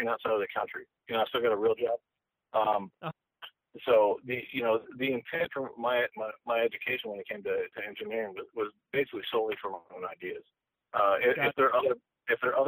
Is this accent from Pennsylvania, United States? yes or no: no; Virginia, United States; also born or lived in Hollywood, California; now in Texas, United States; I grew up in Virginia, and I'm calling you from Texas